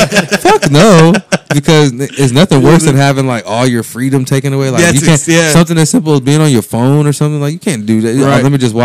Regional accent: United States; I'm not African, though. I'm American.

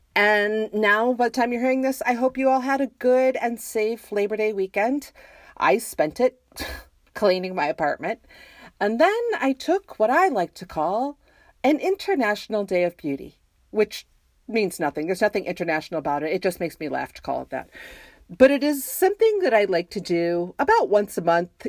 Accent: Western New York, United States; now in Jacksonville, United States; I grew up in Western New York

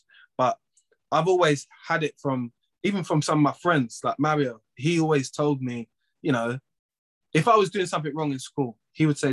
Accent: London, United Kingdom; also born or lived in Waltham Forest / Edmonton; I grew up in Tottenham and Edmonton.

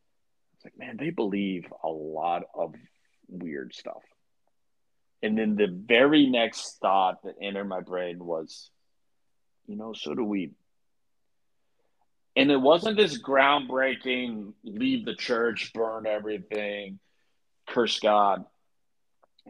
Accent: Columbus, Ohio, United States; also born or lived in Lexington, Kentucky; So I was born in Lexington, Kentucky, but ultimately kind of grew up in Central Ohio.

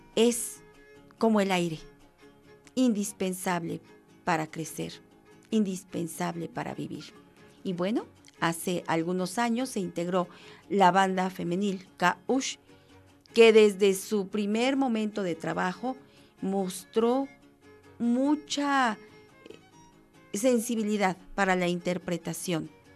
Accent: Mexico; somos mexicanos todos los días

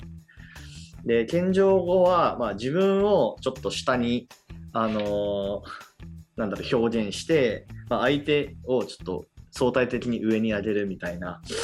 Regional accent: Japan; 日本生まれ日本育ちの僕たち

